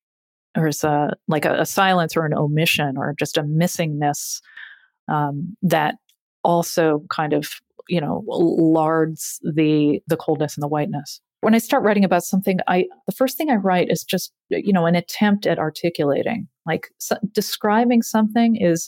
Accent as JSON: {"language": "English", "region": "Massachusetts", "country": "United States", "tie": "born or raised there", "said": "growing up in Massachusetts, having fun and being cold simultaneously"}